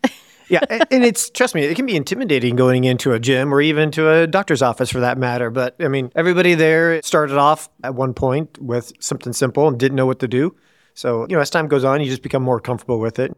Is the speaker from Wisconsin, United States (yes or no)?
no; Woodward, Iowa, United States; also born or lived in Des Moines, Iowa; I grew up in a small town in Woodward, Iowa.